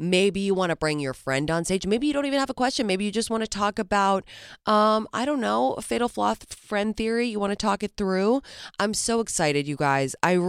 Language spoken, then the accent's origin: English; England, United Kingdom; now in New York, United States; I've been struck down with a lurgy, which is what we call an unidentifiable cold illness thingy in growing up in England.